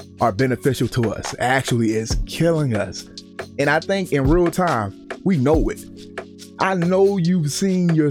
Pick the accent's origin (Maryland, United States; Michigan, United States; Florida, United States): Maryland, United States; Baltimore; growing up in Baltimore